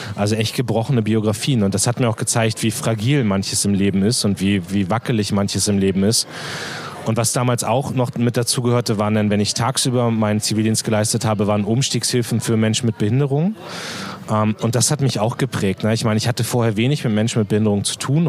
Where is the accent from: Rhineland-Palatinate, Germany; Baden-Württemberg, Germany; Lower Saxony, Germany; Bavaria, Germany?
Lower Saxony, Germany; Munster; also born or lived in Hannover; mein Heimatort Munster liegt genau eine Stunde zwischen Hamburg und Hannover